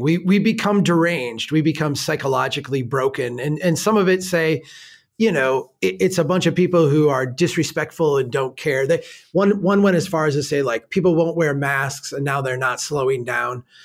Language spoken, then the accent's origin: English; Minnesota, United States; I'm a Minnesotan